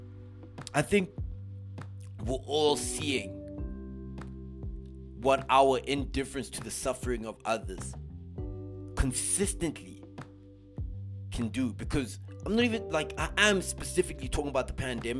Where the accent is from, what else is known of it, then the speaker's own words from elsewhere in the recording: South Africa; our South African brothers and sisters